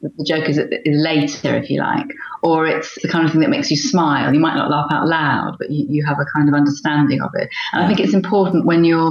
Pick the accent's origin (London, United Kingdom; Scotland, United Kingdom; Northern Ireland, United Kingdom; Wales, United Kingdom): London, United Kingdom; growing up in Northwest London